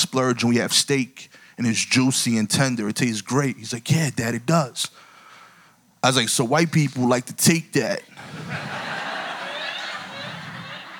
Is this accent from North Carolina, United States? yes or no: no; New York City, New York, United States; I'm from East New York, Brooklyn